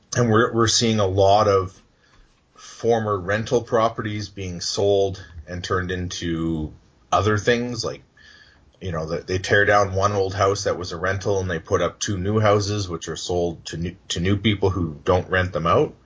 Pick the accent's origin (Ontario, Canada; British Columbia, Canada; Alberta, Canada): Alberta, Canada; Edmonton; moved away as an adult; also born or lived in Yorkton, Saskatchewan; I was born in Edmonton at the Misericordia Hospital, which is right across the street from West Edmonton Mall.